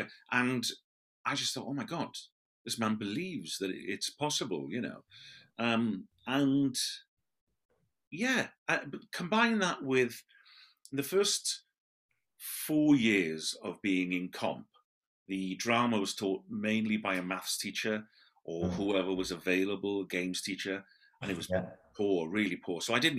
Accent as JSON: {"language": "English", "region": "Wales", "country": "United Kingdom", "lives_now": "Neath Port Talbot, United Kingdom", "said": "I come from the Swansea Valley, and now in the Neath Port Talbot Valley. Well, I am in Neath Port Talbot, but I'm closer to Neath."}